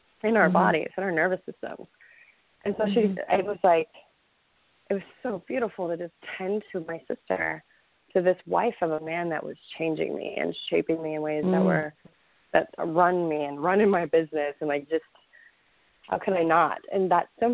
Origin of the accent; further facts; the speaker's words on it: Texas, United States; I'm Texan